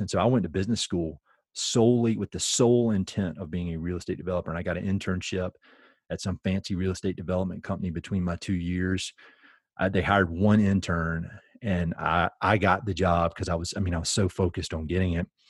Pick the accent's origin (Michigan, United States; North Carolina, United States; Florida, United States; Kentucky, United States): North Carolina, United States; Tarboro; I'm from Eastern North Carolina, a really little town, uh, called Tarboro, which is kinda halfway between the state capital, state capital of Raleigh and the beach. Uh, grew up there.